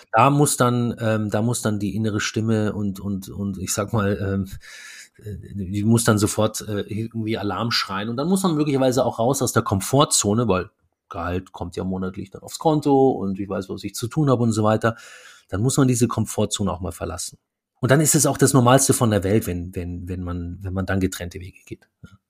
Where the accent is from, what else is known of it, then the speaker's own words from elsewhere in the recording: Munich, Bavaria, Germany; moved away as an adult; also born or lived in Stuttgart; now in Berlin, Germany; wir kommen ja beide aus, aus München